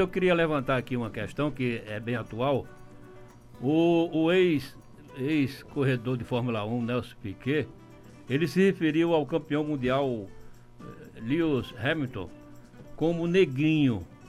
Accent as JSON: {"language": "Portuguese", "region": "Pernambuco", "country": "Brazil", "moved": "yes", "lives_now": "Paraíba, Brazil", "said": "sou pernambucano e paraibano por adoção"}